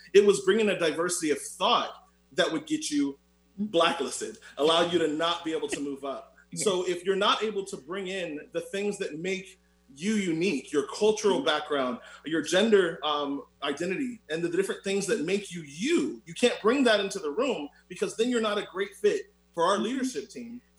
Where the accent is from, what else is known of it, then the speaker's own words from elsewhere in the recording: Orlando, Florida, United States; I'm also from Orlando, Florida.